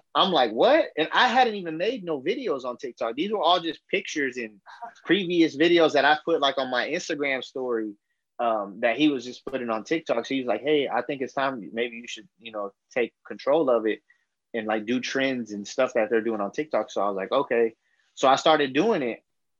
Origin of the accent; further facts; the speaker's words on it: Fort Worth, Texas, United States; I'm from Fort Worth, Texas